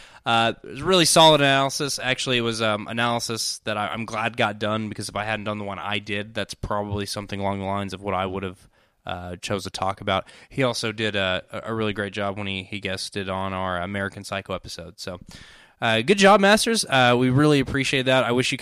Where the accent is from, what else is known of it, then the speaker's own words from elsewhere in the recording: United Kingdom; I am British.